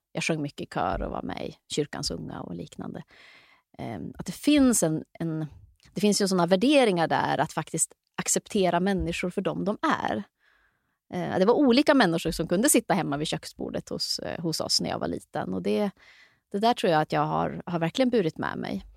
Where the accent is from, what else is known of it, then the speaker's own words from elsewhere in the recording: Luleå, Norrbotten County, Sweden; jag växte upp i Luleå, mycket skola, mycket idrott, mycket kultur